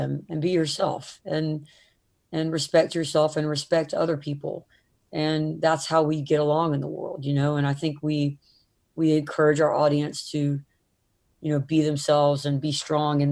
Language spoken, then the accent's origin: English; the South, United States; growing up in the South